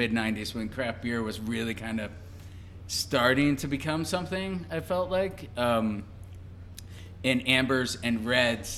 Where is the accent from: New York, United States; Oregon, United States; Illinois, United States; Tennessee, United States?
Illinois, United States; Chicago; moved away; I'm still originally from the Chicago area